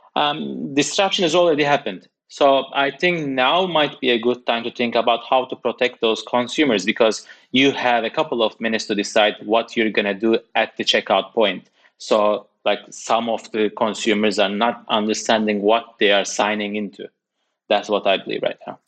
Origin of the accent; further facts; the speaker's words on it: Turkey; now in United Kingdom; I'm coming from Turkey, working in the U K